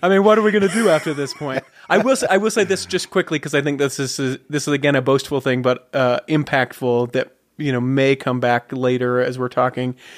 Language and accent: English; Salt Lake City, Utah, United States; Born and raised Salt Lake City